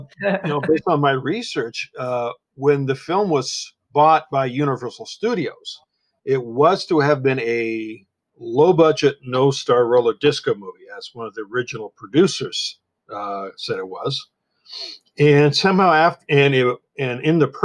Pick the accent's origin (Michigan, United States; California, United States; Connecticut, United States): California, United States; Santa Monica; I was born and raised in Santa Monica